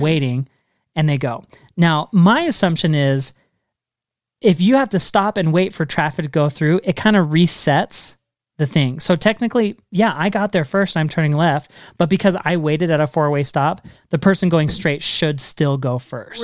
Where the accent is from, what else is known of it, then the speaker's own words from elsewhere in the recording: Washington, United States; now in Utah, United States; I grew up in Washington State